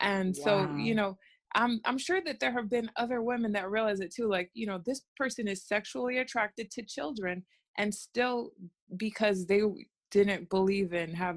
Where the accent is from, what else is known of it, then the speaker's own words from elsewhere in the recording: United States; accent: American; my American accent.